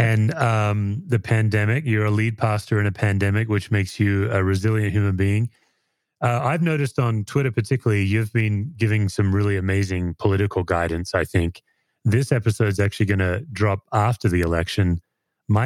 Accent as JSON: {"language": "English", "country": "Australia", "moved": "yes", "lives_now": "United States", "said": "as an Aussie. My impression as an immigrant"}